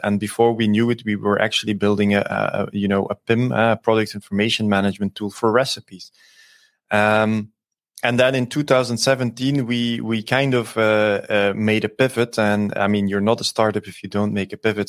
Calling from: Antwerp, Flanders, Belgium; I'm, uh, calling in from, uh, Antwerp in Belgium

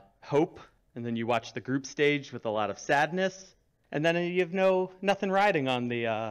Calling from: Maryland, United States; Just outside D.C. in Maryland.

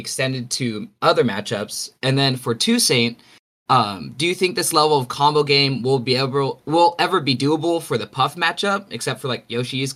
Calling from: Tustin, California, United States; I'm calling from Tustin, Orange County

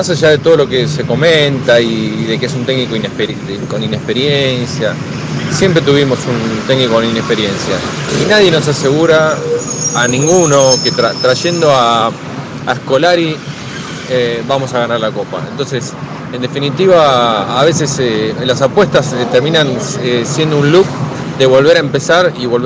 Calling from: Mar del Plata, Buenos Aires Province, Argentina; Hola Marce, hola Flaco … de Mar del Plata.

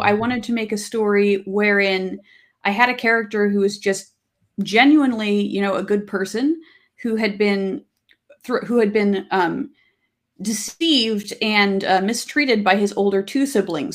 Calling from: Kingston, Washington, United States; I'm calling in from, uh, from Kingston, Washington.

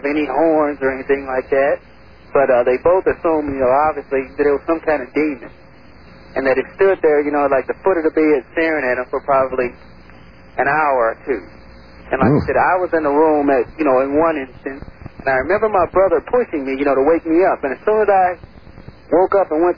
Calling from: St. Louis, Missouri, United States; I'm calling from St. Louis.

